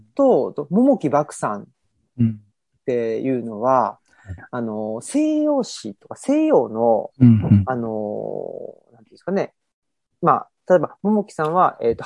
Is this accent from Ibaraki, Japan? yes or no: no; Urawa, Saitama, Japan; 埼玉の浦和で育ち